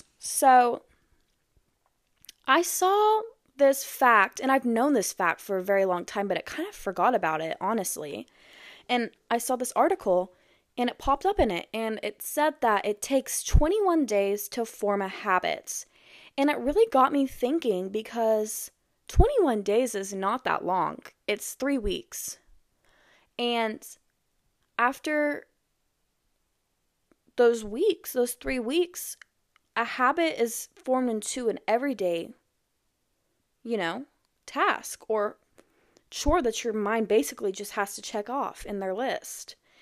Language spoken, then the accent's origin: English; Iowa, United States; born there; also born or lived in Texas / New Mexico / Arkansas; now in Missouri, United States; I was born in Iowa, and then I moved to Texas, the DFW area, and then I moved to New Mexico, then moved back to DFW, then to Arkansas, and now I'm in Missouri.